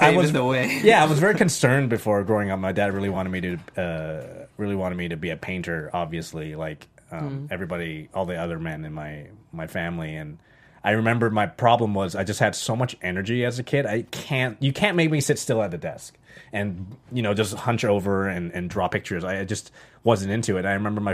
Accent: Canada; moved away as an adult; also born or lived in Los Angeles, United States; now in United States; I moved from Canada to the United States

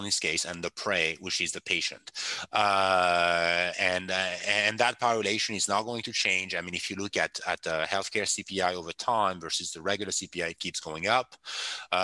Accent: France; English is a second language; moved away as an adult; now in United States; I come from France

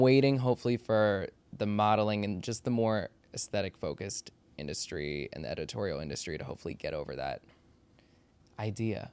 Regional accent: Maryland and DC, United States; also born or lived in Washington, D.C.; I grew up in Maryland and D C

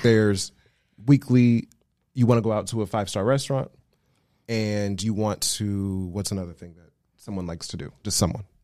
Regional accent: Las Vegas, Nevada, United States; moved away as an adult; now in Los Angeles, United States; I was born and raised in Las Vegas, Nevada. I live now in Los Angeles.

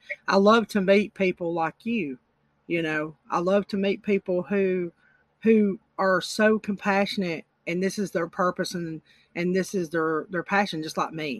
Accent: Alabama, United States; Yes. Alabama.

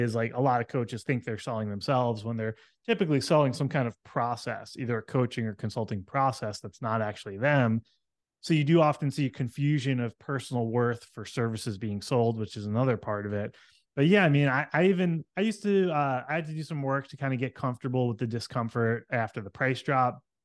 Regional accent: New York City, New York, United States; moved away; I came from New York City area. That's where I grew up

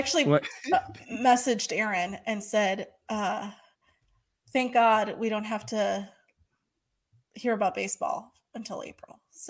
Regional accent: Milwaukee, Wisconsin, United States; moved away; also born or lived in Florida; I was born in Milwaukee. I do not claim this state.

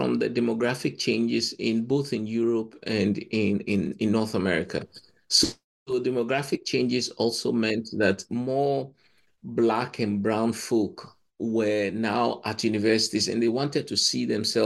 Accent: Ghana; moved away as an adult; also born or lived in Cambridge; I come from Ghana

